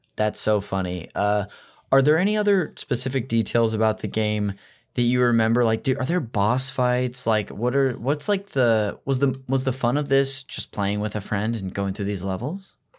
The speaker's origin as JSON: {"language": "English", "town": "Modesto", "region": "California", "country": "United States", "said": "I'm from Modesto, which is a town up north in the Central Valley"}